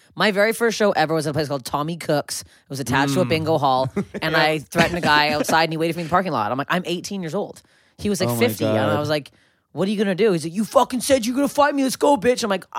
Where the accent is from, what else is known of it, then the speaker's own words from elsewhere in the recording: Toronto, Ontario, Canada; now in Los Angeles, United States; I'm from Toronto, and there's like dive bars everywhere.